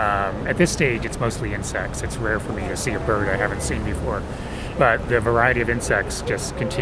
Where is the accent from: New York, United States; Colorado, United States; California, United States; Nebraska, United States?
New York, United States; New York City; I'm from Brooklyn, New York.